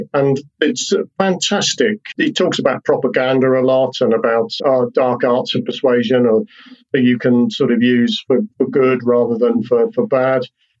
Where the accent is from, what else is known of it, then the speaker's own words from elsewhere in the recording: Wales, United Kingdom; accent: English; I live in Wales. I'm a Welshman with an English accent